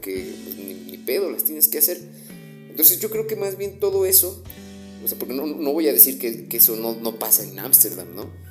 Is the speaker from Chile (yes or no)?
no; Mexico